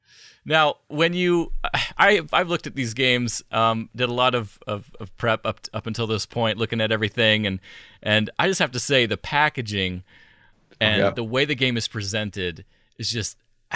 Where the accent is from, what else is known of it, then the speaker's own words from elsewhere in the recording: New England, United States; I'm from New England, so I've been to Salem multiple times.